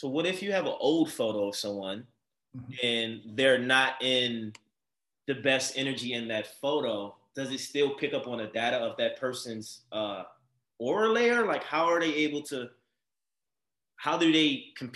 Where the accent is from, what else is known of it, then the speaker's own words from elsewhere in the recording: Baltimore, Maryland, United States; now in Los Angeles, United States; Baltimore, my hometown